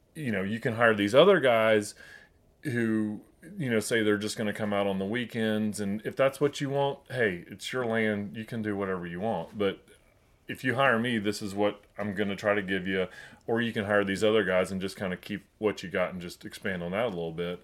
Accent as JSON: {"language": "English", "town": "Chattanooga", "region": "Tennessee", "country": "United States", "tie": "born or raised there", "said": "I grew up in Chattanooga"}